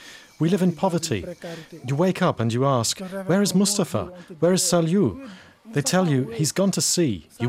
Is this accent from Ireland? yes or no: no; Thiaroye-sur-Mer, Dakar, Senegal; I'm a tailor and I was born here in Senegal, more precisely in Tiroir-sur-Mer in Dakar.